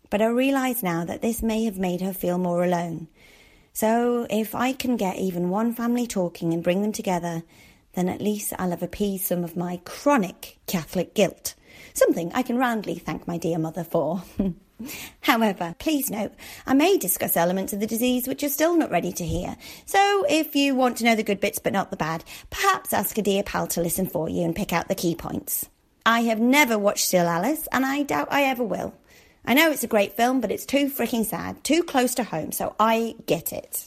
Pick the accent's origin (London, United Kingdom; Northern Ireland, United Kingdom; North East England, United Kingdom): North East England, United Kingdom; Darlington; my hometown of Darlington